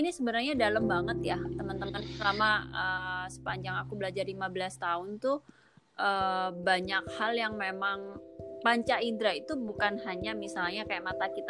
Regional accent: Java, Indonesia; Aku orang Jawa juga nggak paham loh.

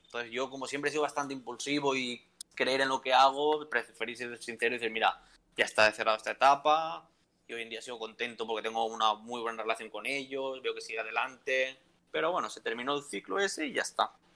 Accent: a town near Valencia, Valencian Community, Spain; moved away as an adult; also born or lived in Alicante; es de mi pueblo, es de Guadalupe

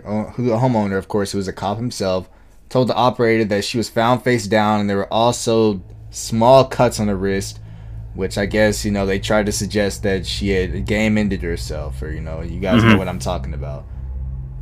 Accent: Georgia, United States; Georgia, my home state.

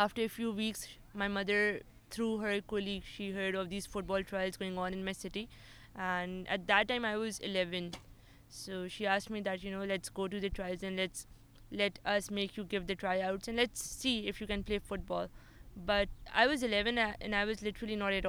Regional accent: Islamabad, Islamabad Capital Territory, Pakistan; I belong from the capital

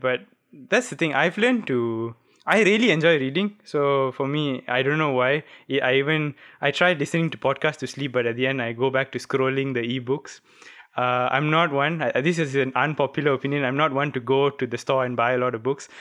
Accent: Malaysia

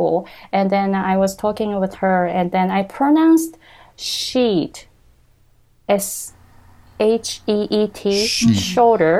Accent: Japan; English is a second language; moved away as an adult; now in United States; we Japanese

